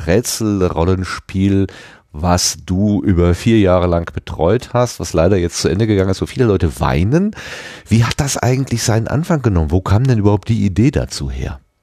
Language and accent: German; Ruhr area, North Rhine-Westphalia, Germany; bin so ein Kind des Ruhrgebiets